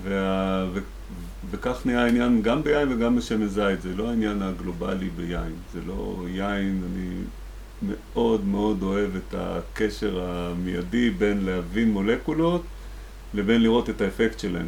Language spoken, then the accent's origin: Hebrew; Rehovot, Central District, Israel; born or raised there; also born or lived in the Valley (Jezreel Valley)